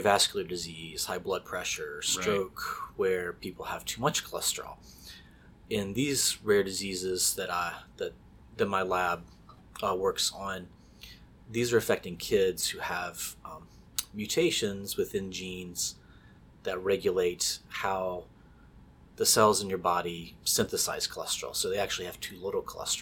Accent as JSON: {"language": "English", "region": "West Virginia", "country": "United States", "tie": "born or raised there", "also_born_or_lived": "South Carolina", "moved": "as an adult", "said": "I grew up in West Virginia"}